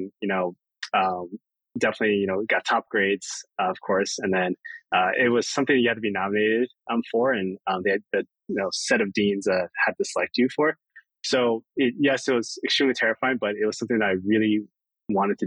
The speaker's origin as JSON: {"language": "English", "region": "Maryland", "country": "United States", "tie": "born or raised there", "moved": "as an adult", "said": "growing up in Maryland was great. My entire family lived there"}